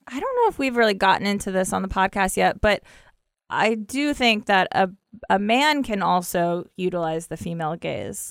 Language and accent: English; Ohio, United States; I'm from the Midwest. I'm from Ohio.